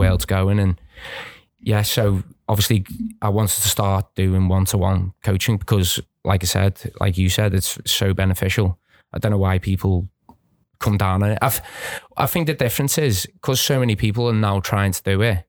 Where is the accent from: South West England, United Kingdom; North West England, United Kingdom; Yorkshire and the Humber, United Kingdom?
North West England, United Kingdom; Birkenhead; where I grew up on the Wood Church